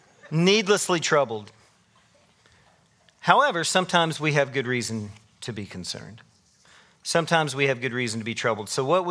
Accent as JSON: {"language": "English", "region": "Tennessee", "country": "United States", "tie": "born or raised there", "moved": "yes", "said": "I moved from Tennessee to here in 2020, 23 years ago. What'd I say? I don't know. Whatever. I've been here a while. And I grew up a big Tennessee fan"}